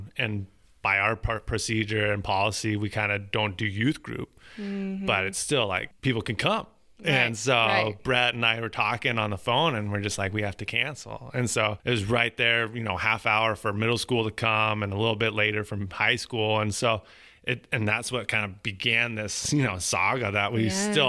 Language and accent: English; West Coast, United States; accent: East Coast; also born or lived in California / Oregon / Washington; I grew up and down, I always like to say the I-5 corridor. So I was born in California, Oregon, Washington. So I'm a West Coast guy with an East Coast dialect.